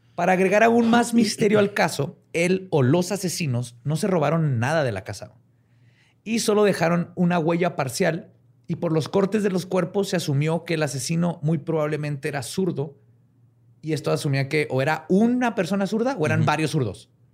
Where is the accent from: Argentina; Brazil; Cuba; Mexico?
Mexico; northern Mexico; accent: norteño; como norteño. Siempre nos dicen que hablamos bien fuerte.